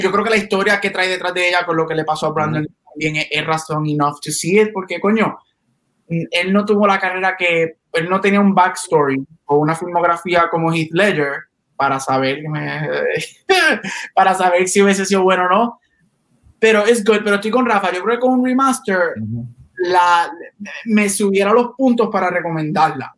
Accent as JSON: {"language": "Spanish", "country": "Puerto Rico", "said": "estábamos como buen puertorriqueño"}